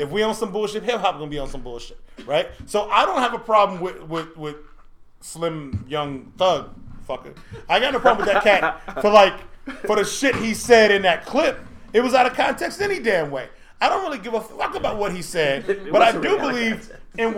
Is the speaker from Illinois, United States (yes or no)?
yes; Chicago, Illinois, United States; I'm from the south side of Chicago